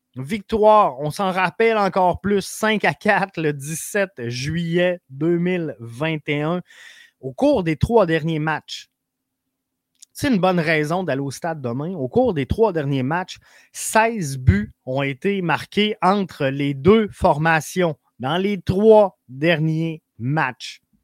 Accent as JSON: {"language": "French", "town": "Quebec City", "region": "Quebec", "country": "Canada", "said": "moi je viens de Québec."}